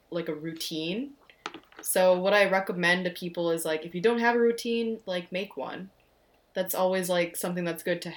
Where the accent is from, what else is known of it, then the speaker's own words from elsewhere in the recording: United States; we're Indian American